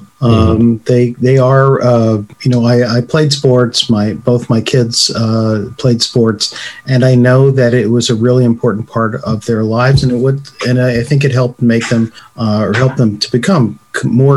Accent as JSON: {"language": "English", "region": "upstate New York", "country": "United States", "said": "school in upstate New York"}